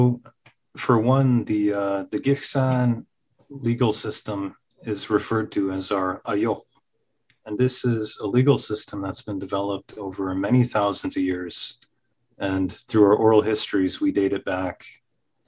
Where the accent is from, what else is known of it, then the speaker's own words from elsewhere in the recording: Gitxsan Nation, British Columbia, Canada; I come from the Gixan Nation, from the Fireweed Clan